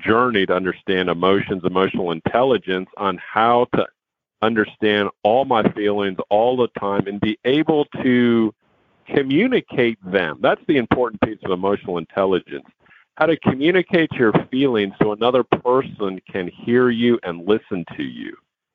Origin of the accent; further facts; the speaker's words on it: Houston, Texas, United States; also born or lived in New York City, United States; I was born in New York City, but I grew up here in Houston